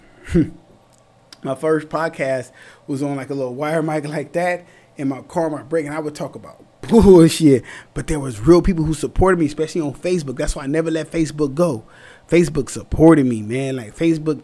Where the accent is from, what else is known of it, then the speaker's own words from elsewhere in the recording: Orange County, California, United States; I'm from Orange County.